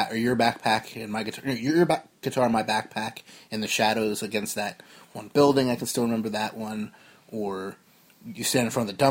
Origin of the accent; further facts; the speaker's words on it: New Jersey, United States; we are both from Jersey, but the new one, not the one in the UK